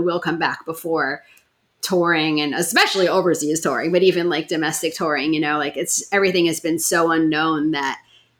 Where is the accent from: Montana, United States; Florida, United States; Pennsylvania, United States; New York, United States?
New York, United States; New York City; I grew up in Park Slope, Brooklyn